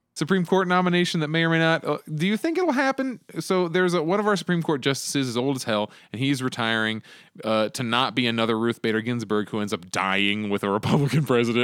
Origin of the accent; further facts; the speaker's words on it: Arizona, United States; here in Arizona, my home state